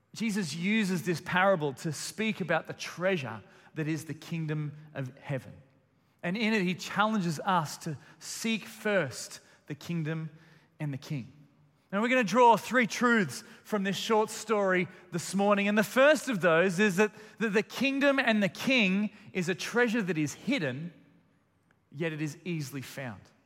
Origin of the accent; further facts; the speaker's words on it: Melbourne, Victoria, Australia; I've got very fond memories of Christmas morning growing up in Melbourne